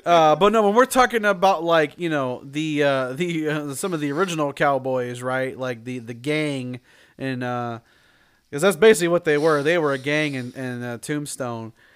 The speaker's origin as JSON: {"language": "English", "region": "Illinois", "country": "United States", "tie": "born or raised there", "said": "when I was growing up, I grew up in Illinois"}